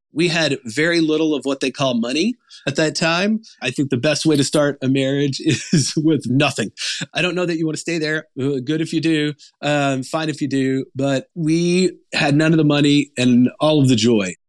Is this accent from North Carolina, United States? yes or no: no; Arkansas, United States; I grew up in Arkansas